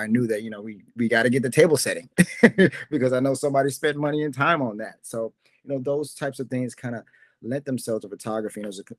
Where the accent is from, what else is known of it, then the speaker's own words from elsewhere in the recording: Florida, United States; now in New York, United States; UrbanFresh.com started when I moved to New York. I'm brand new from Florida. I had no idea what was going on.